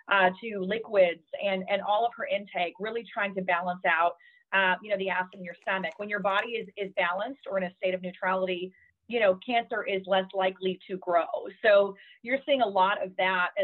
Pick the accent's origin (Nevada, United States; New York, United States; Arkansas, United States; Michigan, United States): Arkansas, United States; also born or lived in Southern California; now in California, United States; I grew up in Arkansas. I'm Southern. I'm always going to be Southern. Now I'm in Southern California